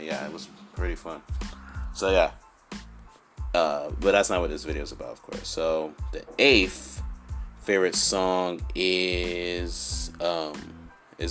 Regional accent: New York City, New York, United States; New York is where I lived and grew up my whole life

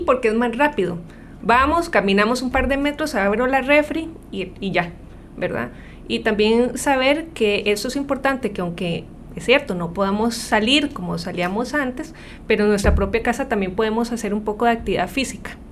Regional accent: Costa Rica; lo que hemos sido como ticos

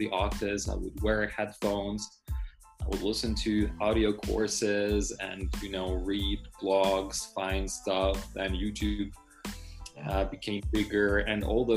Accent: Ukraine; first language Russian; English is a second language; moved away as an adult; also born or lived in Germany; now in Krakow, Poland; I studied translation interpreting in Ukraine, because this is where I was born. My mother tongue is Russian, and I learned Ukrainian

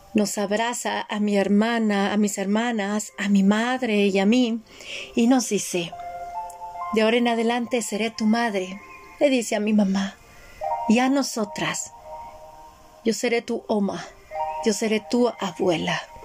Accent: Mexico; en mi casa no había México, era otro país

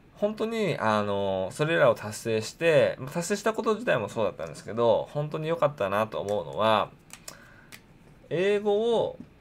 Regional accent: Japan; 日本でですね、生まれ育った

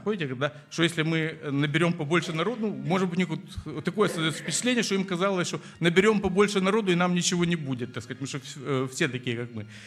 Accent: Moldova; moved away; я родом из Молдавии

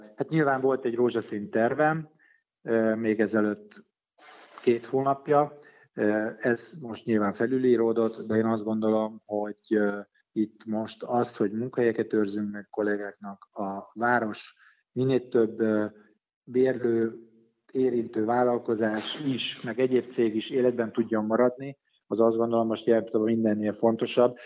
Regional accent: Pécs, Baranya, Hungary; also born or lived in Budapest; Én hát alapvetően Pécsi vagyok, én Pécsen születtem, Pécsen tanultam, Pécsen élek mindennapjékat

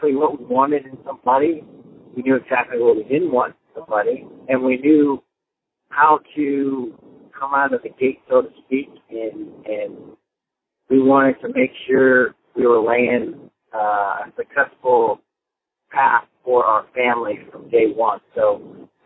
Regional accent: California, United States; also born or lived in Marin County, California; I was born and raised in California. I bounced back and forth between Northern California and Southern California.

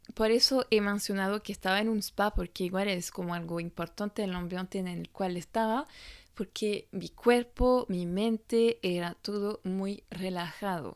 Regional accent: France; Spanish is a second language; moved away as an adult; also born or lived in Australia; francesa y coach de imagen

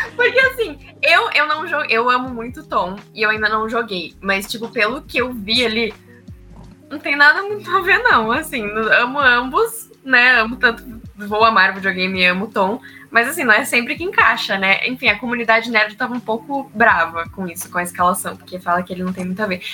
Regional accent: Curitiba, Paraná, Brazil; Eu sou de Curitiba.

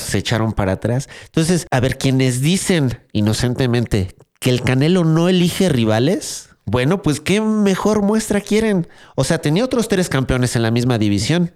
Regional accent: Mexico; para mí como mexicano

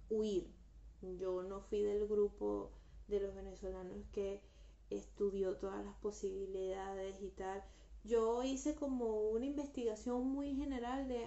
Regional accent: Guatemala; moved away; yo me vine de Guatemala a Guatepeor, por favor.

